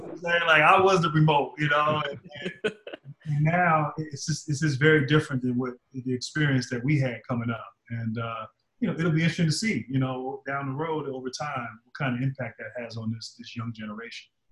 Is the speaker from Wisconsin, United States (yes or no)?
no; Reston, Virginia, United States; I'm from Virginia